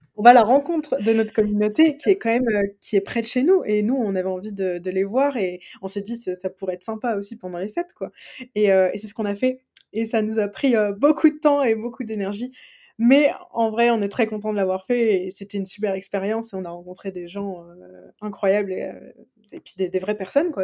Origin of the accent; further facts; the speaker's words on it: Reims, Grand Est, France; on est originaire de Reims